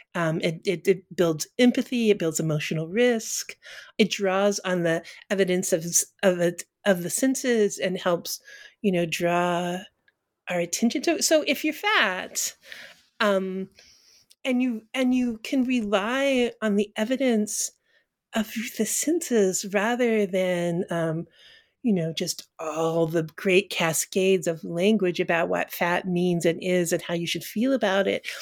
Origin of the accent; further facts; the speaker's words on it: Colorado, United States; also born or lived in Texas; now in Northampton, Massachusetts, United States; I was born in Texas and grew up in Colorado, Colorado and then moved east and never moved back